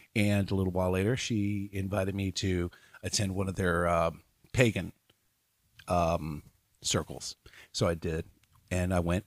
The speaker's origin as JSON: {"language": "English", "town": "Louisville", "region": "Kentucky", "country": "United States", "said": "I am from Louisville"}